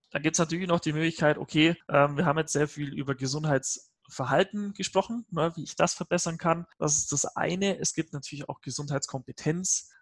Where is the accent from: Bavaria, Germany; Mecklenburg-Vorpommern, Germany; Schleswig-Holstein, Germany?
Bavaria, Germany; Allgäu; man hört mir das möglicherweise an. Ich komme ja aus Bayern, aus, aus dem beschaulichen Allgäu.